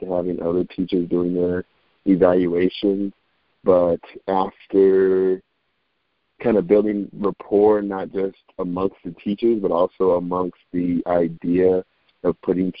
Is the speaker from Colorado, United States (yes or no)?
yes; Aurora, Colorado, United States; also born or lived in Denver, Colorado; by way of Aurora, Colorado. I couldn't be me if I didn't represent the suburb I was from, right outside the city, good old Aurora